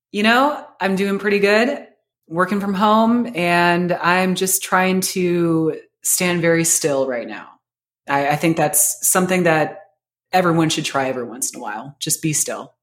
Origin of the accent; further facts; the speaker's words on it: Seattle, Washington, United States; moved away as an adult; now in Columbus, United States; I'm from Seattle